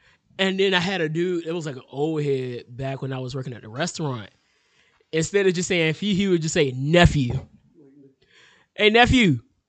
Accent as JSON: {"language": "English", "country": "United States", "said": "I'm an American."}